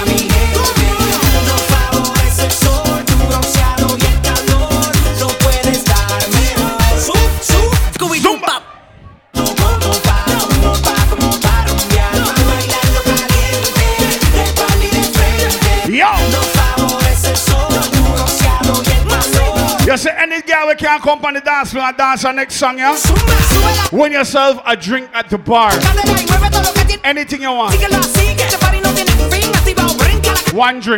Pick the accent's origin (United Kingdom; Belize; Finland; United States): Belize; Belize City, Belize District; we come from Belize City